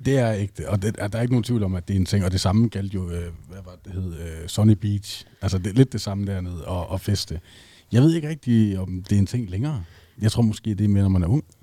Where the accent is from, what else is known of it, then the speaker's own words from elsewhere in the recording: North Jutland, North Denmark Region, Denmark; jeg er der fra Nordjylland